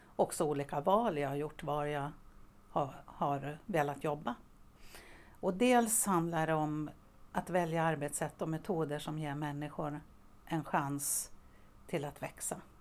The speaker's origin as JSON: {"language": "Swedish", "town": "Västerås", "region": "Västmanland", "country": "Sweden", "tie": "born or raised there", "also_born_or_lived": "Borås / Umeå", "said": "jag är faktiskt uppväxt i Västerås, även om jag föddes i Borås. Men jag har min uppväxt här"}